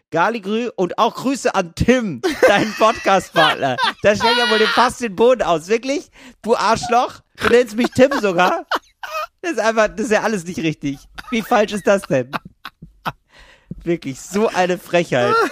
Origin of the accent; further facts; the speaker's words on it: Northern Germany, Germany; ich komme aus Norddeutschland.